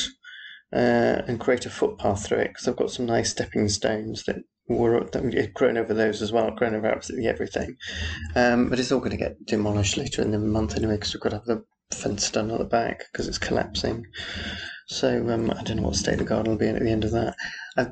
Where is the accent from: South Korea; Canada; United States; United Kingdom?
United Kingdom; Yorkshire and the Humber; moved away; also born or lived in Aberystwyth; Yorkshire, where I come from